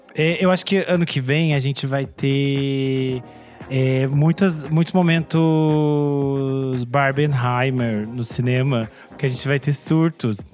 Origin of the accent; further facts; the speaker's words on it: Brazil; eu sou brasileira